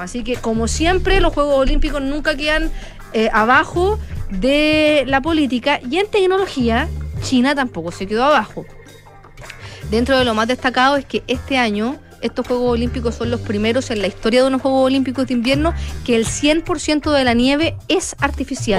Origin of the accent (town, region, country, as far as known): Chile